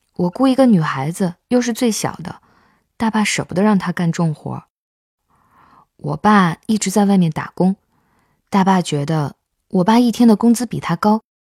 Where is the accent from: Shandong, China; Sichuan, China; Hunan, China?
Sichuan, China; moved away; 我老家在四川的一个小村子里